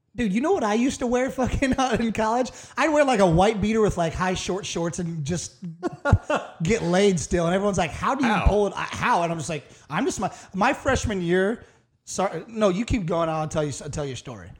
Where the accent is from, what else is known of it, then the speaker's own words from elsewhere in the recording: Iowa, United States; moved away as an adult; also born or lived in the South; back home in Iowa